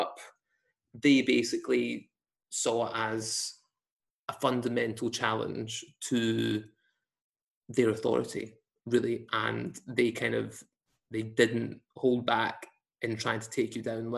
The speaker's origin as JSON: {"language": "English", "region": "Scotland", "country": "United Kingdom", "tie": "born or raised there", "said": "being of Pakistani heritage in a white Scottish school"}